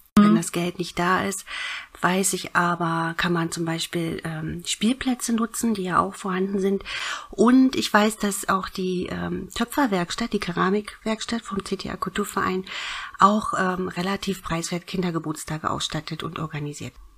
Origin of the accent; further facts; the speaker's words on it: Berlin, Germany; moved away; ich bin ja äh, ursprünglich Berlinerin.